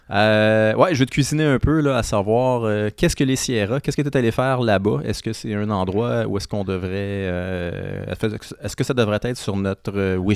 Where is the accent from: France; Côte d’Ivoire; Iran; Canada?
Canada; Saint-Félix-de-Valois, Quebec; born there; Je suis né à Saint-Félix, de Valois.